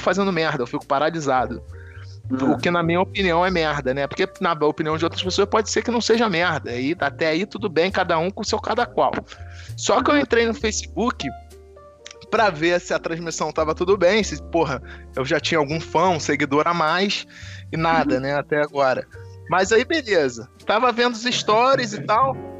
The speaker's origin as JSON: {"language": "Portuguese", "country": "Brazil", "said": "a gente, como brasileiro, a gente é muito individualista, como país"}